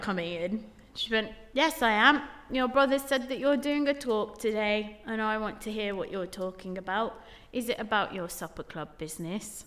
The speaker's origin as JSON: {"language": "English", "town": "Dudley", "region": "West Midlands", "country": "United Kingdom", "tie": "born or raised there", "moved": "as an adult", "lives_now": "London, United Kingdom", "said": "growing up in the West Midlands and being the only brown girl"}